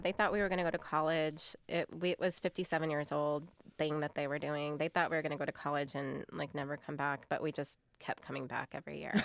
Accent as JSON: {"language": "English", "country": "United States", "said": "I am an American."}